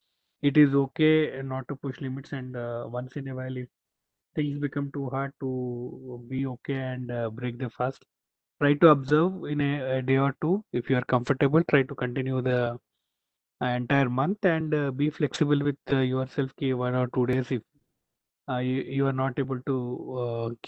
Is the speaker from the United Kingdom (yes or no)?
no; Hyderabad, Telangana, India; Being born and brought up in Hyderabad